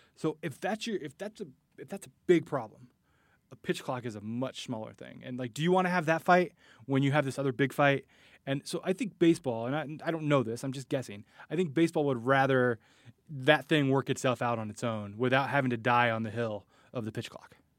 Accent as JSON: {"language": "English", "area": "Bay Area", "region": "California", "country": "United States", "tie": "born or raised there", "said": "I grew up in the Bay Area"}